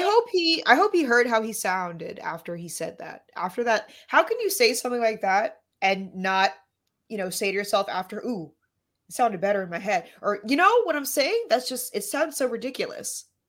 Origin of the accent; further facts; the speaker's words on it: New York City, New York, United States; I grew up in Lower Manhattan